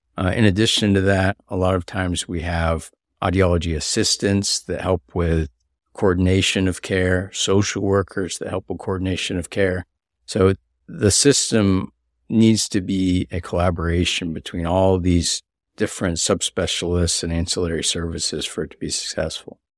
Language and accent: English; Pensacola, Florida, United States; I was part of a pilot program for high school students here in Pensacola. I grew up here